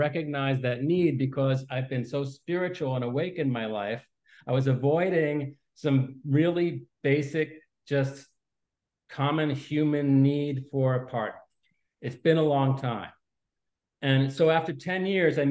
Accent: Westchester, New York, United States; I grew up in Westchester

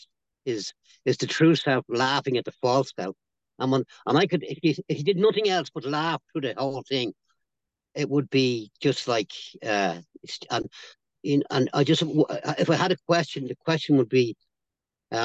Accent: Ireland; I'm Irish, and I kind of grew up, I never did a second step simply because I was Irish Catholic

